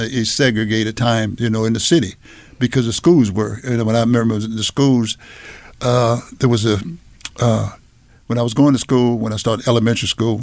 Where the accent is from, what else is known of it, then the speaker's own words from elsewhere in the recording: Washington, District of Columbia, United States; my background, I grew up in Washington, D.C.